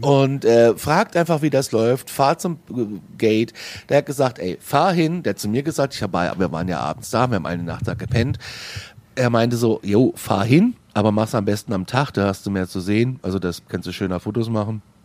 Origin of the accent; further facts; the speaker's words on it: Frankfurt, Hesse, Germany; aus Frankfurt